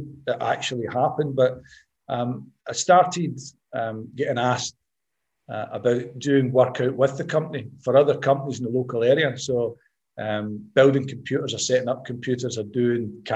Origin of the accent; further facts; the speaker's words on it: Glasgow, Scotland, United Kingdom; I grew up in East End of Glasgow